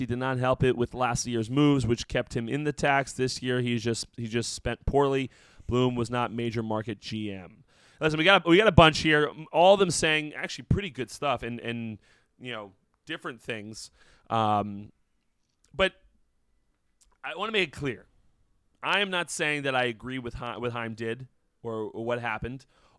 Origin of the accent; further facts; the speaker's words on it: New Jersey, United States; I'm from New Jersey.